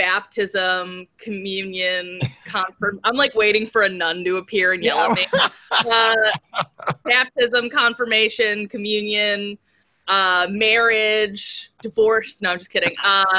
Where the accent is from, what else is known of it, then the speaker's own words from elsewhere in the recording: Mayfield, Pennsylvania, United States; I grew up in Mayfield.